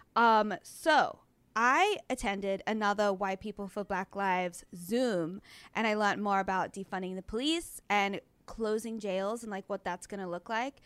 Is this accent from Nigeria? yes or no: no; Australia; now in Los Angeles, United States; I'm from Australia